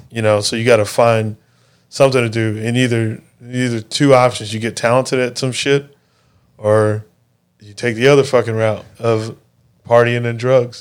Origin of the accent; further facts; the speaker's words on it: Mesa, Arizona, United States; where I grew up in Mesa is a pretty poor area.